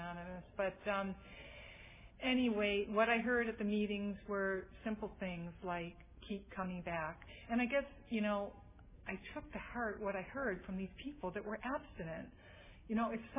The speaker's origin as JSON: {"language": "English", "region": "Massachusetts", "country": "United States", "also_born_or_lived": "St. Paul, Minnesota", "moved": "as an adult", "lives_now": "San Francisco Bay Area, United States", "said": "I'm originally from Massachusetts"}